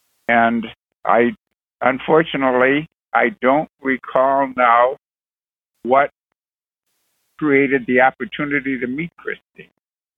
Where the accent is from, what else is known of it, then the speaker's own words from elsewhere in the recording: Lakewood, Ohio, United States; moved away as an adult; also born or lived in Toledo, Ohio / Chicago / Los Angeles / Minneapolis; now in Houston, United States; Originally, I'm from Cleveland, Cleveland, Ohio, actually a suburb called Lakewood. And I was born and raised there many, many years.